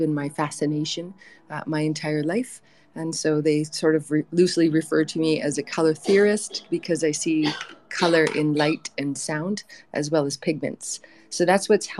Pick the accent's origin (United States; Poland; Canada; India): Canada; northeastern British Columbia; I come from the Soto First Nation in northeastern BC